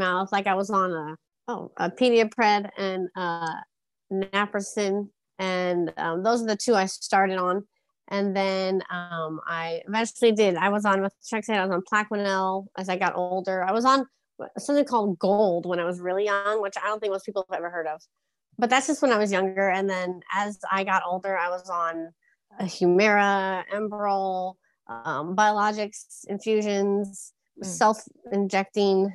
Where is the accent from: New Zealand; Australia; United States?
United States; San Diego, California; born and raised in San Diego, California